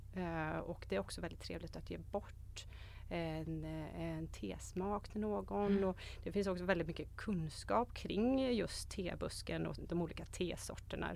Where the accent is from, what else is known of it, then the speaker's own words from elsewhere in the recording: Borås, Västra Götaland, Sweden; moved away as an adult; also born or lived in Sigtuna; now in Varberg, Sweden; Jag är född och uppvuxen i Borås